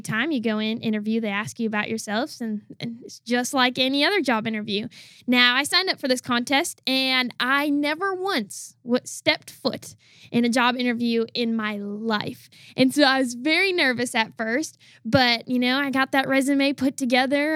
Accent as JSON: {"language": "English", "region": "Wisconsin", "country": "United States", "said": "I'm originally from the state of Wisconsin."}